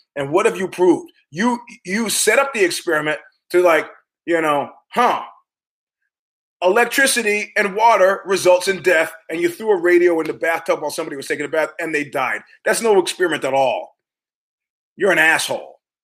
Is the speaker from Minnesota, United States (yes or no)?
no; New York, United States; I'm from New York